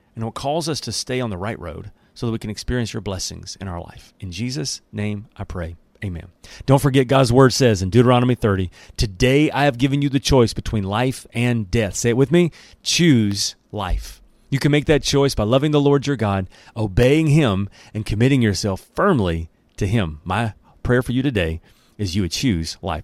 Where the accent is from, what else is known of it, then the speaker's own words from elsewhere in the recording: Alabama, United States; accent: country English; I'm from Alabama, so I'm doing my best not to speak in the country English